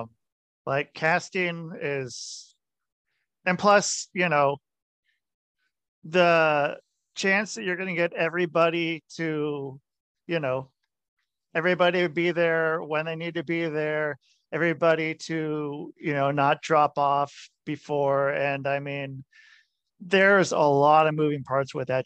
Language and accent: English; Portland, Oregon, United States; I grew up in Portland